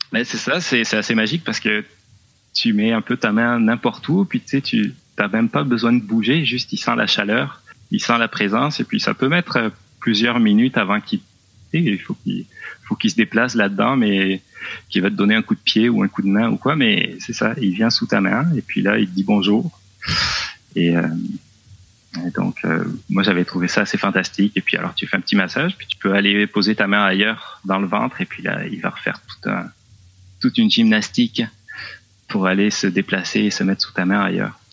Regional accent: south-west France, France; moved away as an adult; also born or lived in Laurentides, Quebec, Canada; now in Quebec, Canada; Je viens du Sud-Ouest

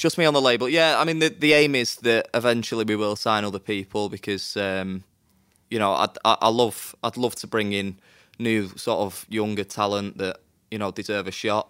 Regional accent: Manchester, North West England, United Kingdom; I'm from Manchester

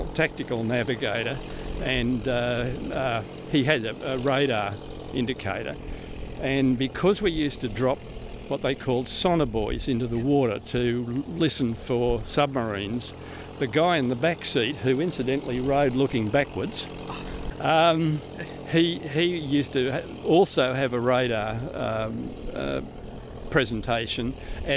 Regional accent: Griffith, New South Wales, Australia; moved away; also born or lived in Victoria; I was born and raised in Griffith, in central New South Wales

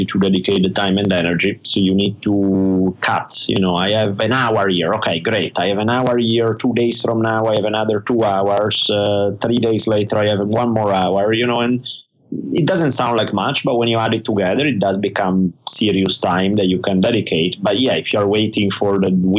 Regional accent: Italy; I grew up in Italy

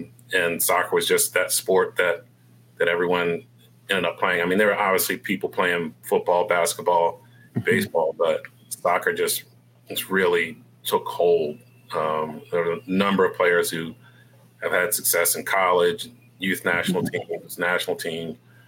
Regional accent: Baltimore, Maryland, United States; also born or lived in DMV; I was not born in Columbia, Maryland. I was born in Baltimore.

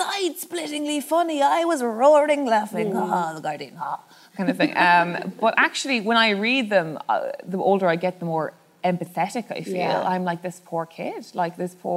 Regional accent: Cork, Munster, Ireland; moved away as an adult; also born or lived in London; I'm from Cork

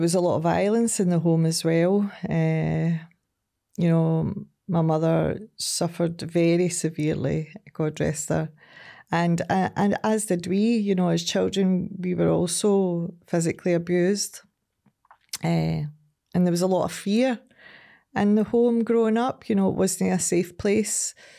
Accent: Ardrossan, Scotland, United Kingdom; also born or lived in Glasgow / Saltcoats; originally I'm from Ardrossan.

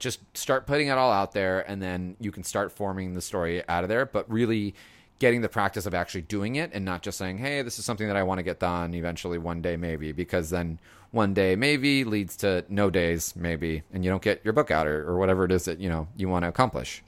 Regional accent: Los Angeles, California, United States; moved away as an adult; now in San Francisco, United States; it's my hometown

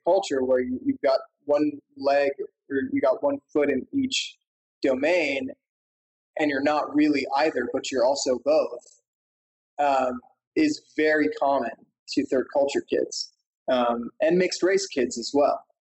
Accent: Mauritius; also born or lived in Washington, D.C.; Mauritian. A lot of people think I'm Indian. And even though I have Indian roots, I don't really have like that much of a connection to India. And I also spent 5 years of my childhood growing up in Washington, D.C.

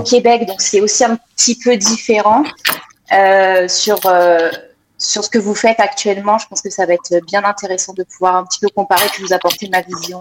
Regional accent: France; moved away as an adult; now in Montreal, Canada; je viens de France, je suis née en France, j'ai grandi en France

